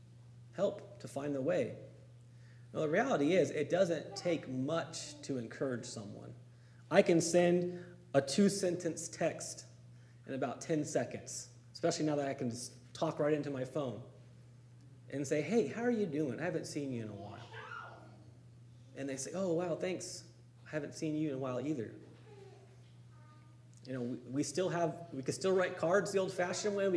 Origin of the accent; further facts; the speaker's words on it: Campo, California, United States; my hometown in Campo, right on the Mexican border